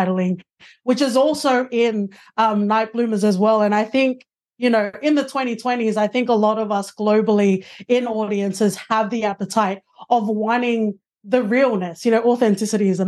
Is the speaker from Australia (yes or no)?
yes; Blacktown, New South Wales, Australia; I was born and raised on Dark Lane in Blacktown